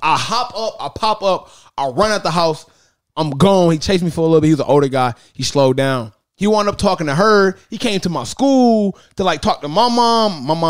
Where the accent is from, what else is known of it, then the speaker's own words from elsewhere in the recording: East Cleveland, Ohio, United States; I am from East Cleveland. If you don't know where that's at, I'm from the hood.